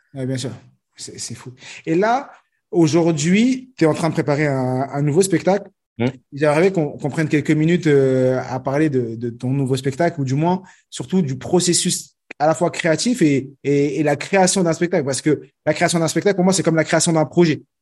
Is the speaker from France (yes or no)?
yes; France; je suis né en France